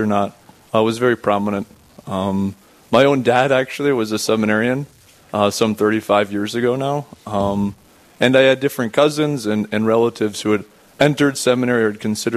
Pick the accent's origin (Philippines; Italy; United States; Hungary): United States; Rapid City, South Dakota; I'm from Rapid City itself. My house is right across the street from the cathedral there, actually. My parents were living there at the time that I was born, and I spent the next 18 years there